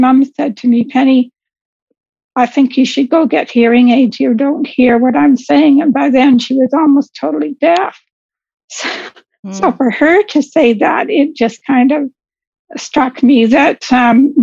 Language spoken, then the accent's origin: English; Vancouver, British Columbia, Canada; moved away as an adult; also born or lived in Windsor, Ontario; I was originally born in Windsor, Ontario, but I moved to British Columbia, to Vancouver, when I was two or three, somewhere in there. So I grew up in Vancouver, and I lived there until I was in my mid-40s.